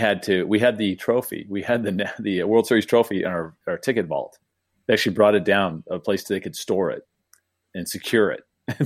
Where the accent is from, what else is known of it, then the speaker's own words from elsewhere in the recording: San Diego, California, United States; I grew up in San Diego.